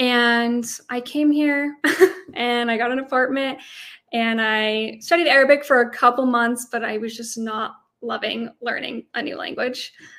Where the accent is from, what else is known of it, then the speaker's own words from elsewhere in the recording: Idaho, United States; I had never met a Muslim before. I'm from Idaho. I'm pretty sure there's nobody there that's Muslim.